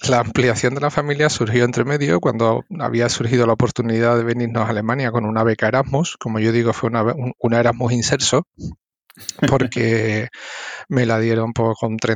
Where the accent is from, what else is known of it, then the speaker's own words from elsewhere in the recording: Seville, Andalusia, Spain; accent: Triana; moved away as an adult; now in Germany; yo espero no perder nunca mi acento de Triana